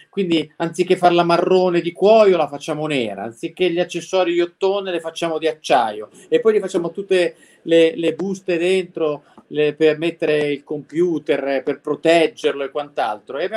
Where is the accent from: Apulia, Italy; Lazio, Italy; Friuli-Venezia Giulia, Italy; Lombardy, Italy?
Lombardy, Italy; Milan; born there; io sono nato a Milano, poi i miei genitori sono venuti a vivere in zona e io casualmente mi sono trovato qua.